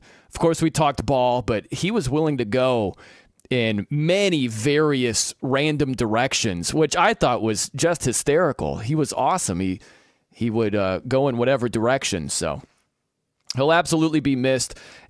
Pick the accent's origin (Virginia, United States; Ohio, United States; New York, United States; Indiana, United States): Indiana, United States; South Bend; when I think about Notre Dame football, because I'm from South Bend, Indiana